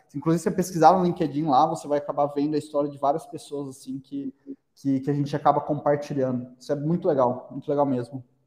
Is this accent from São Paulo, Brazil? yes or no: yes; Araraquara, São Paulo, Brazil; a gente é de Araraquara, né? É, como, como você mencionou, interior de São Paulo